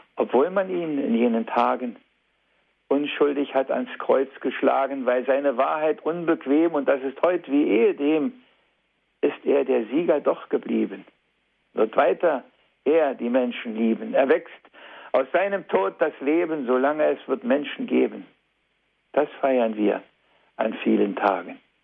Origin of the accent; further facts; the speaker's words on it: East Germany, Germany; hier bei uns in der DDR damals